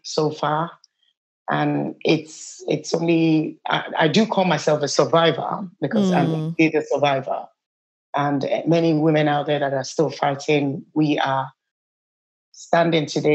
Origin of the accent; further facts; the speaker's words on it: Nigeria; moved away as an adult; I'm originally from Nigeria. I've been in this country for the past over 20 years